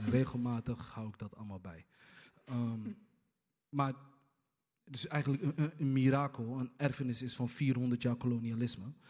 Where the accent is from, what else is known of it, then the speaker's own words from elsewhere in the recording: Hargeisa, Somaliland, Somalia; now in Rotterdam, Netherlands; ik kom zelf uit Somalië, ook uit Hargeisa